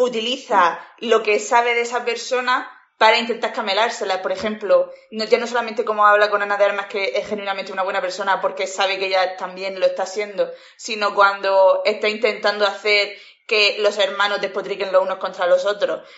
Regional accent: Spain; also born or lived in Murcia; soy española

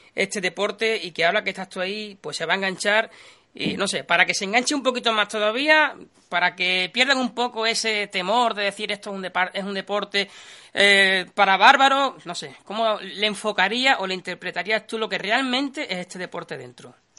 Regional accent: Andalusia, Spain; yo soy de Quillolandia, porque somos gente del sur, Sevilla, Huelva

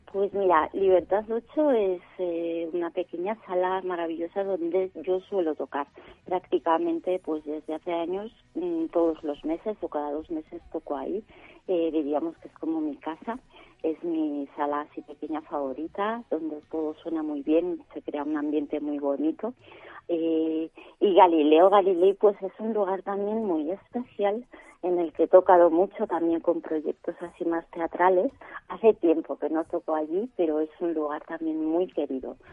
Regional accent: Sarria, Galicia, Spain; moved away as an adult; now in Madrid, Spain; en mi pueblo en Sarria

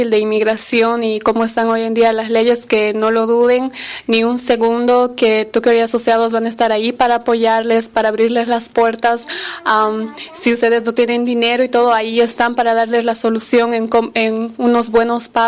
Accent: United States; como les dije, habíamos llegado de Bolivia. yo soy americana y mi esposo estaba viniendo acá como turista

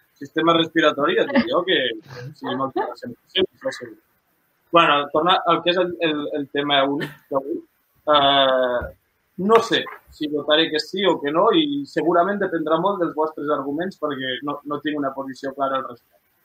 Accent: Lleida, Catalonia, Spain; som de Lleida

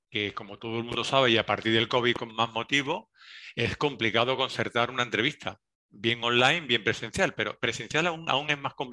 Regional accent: Seville, Andalusia, Spain; accent: Andalusian; cuando voy fuera me notan que soy andaluz, eh, a veces no saben dónde, pero cuando estoy en Sevilla me dicen que si no soy sevillano porque no tengo un acento s

